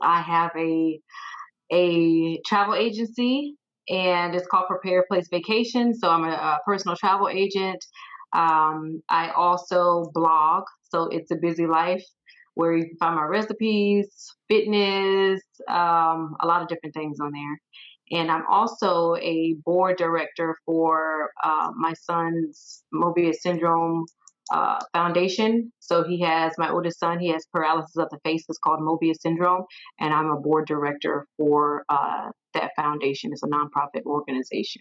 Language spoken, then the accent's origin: English; Sumter, South Carolina, United States; also born or lived in Arizona / Texas; now in Fayetteville, United States; born and raised in Sumter, South Carolina